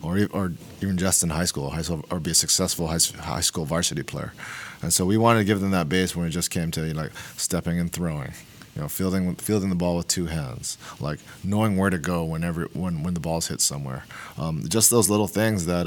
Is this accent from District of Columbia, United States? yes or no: no; Hawaii, United States; moved away; also born or lived in Oregon; I'm from Hawaii. I didn't own I didn't own a pair of jeans till I moved to Oregon